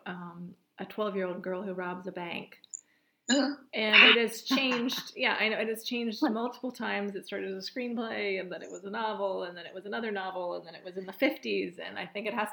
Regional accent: Central Virginia, United States; also born or lived in New York; I grew up here in Central Virginia.

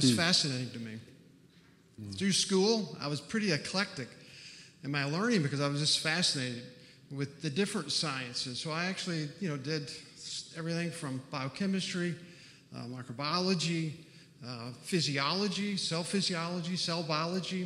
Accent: Texas, United States; grew up in Texas on a farm

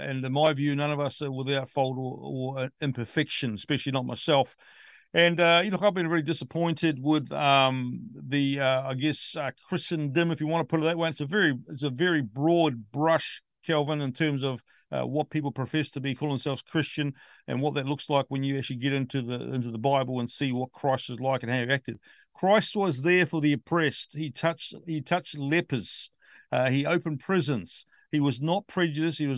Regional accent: New Zealand; as a Kiwi, as a New Zealander.

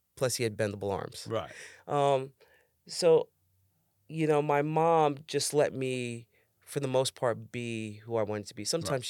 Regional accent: New York City, New York, United States; Growing up in the Bronx?

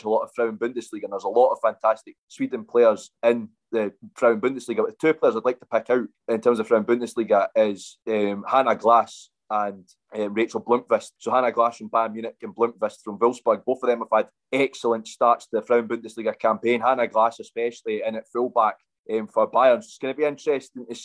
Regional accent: Scotland, United Kingdom; as a Scotsman

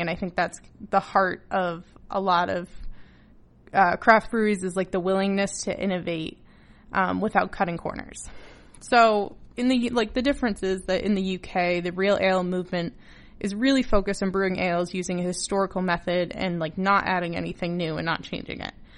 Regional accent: Massachusetts, United States; also born or lived in New Hampshire; now in Newfoundland, Canada; Before I came to Newfoundland, uh, I lived in New Hampshire in the States, and I grew up in Massachusetts

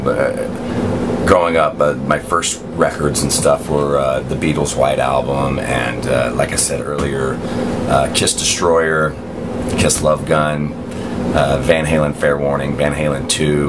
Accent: the Bible Belt, United States; growing up in the Bible Belt

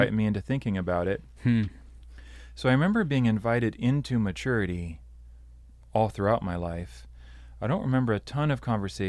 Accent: Brazil; also born or lived in Pacific Northwest, United States; Yeah, I grew up in Brazil. I'm a missionary kid. My parents were teaching at a seminary training pastors. Most of my years were spent there, a little bit in the Pacific Northwest.

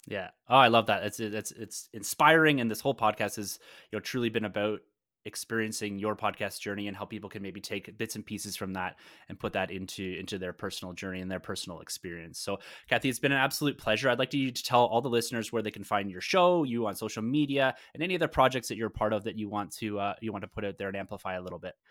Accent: Canada; being a Canadian myself

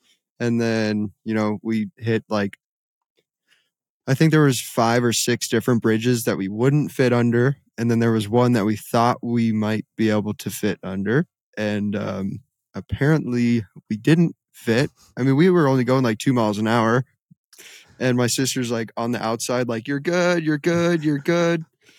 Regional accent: West Coast, United States; I grew up driving everywhere on the West Coast where you don't have to worry about low bridges

